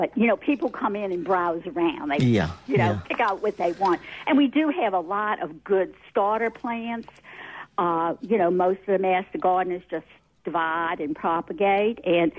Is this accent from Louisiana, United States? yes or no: yes; New Orleans, Louisiana, United States; New Orleans.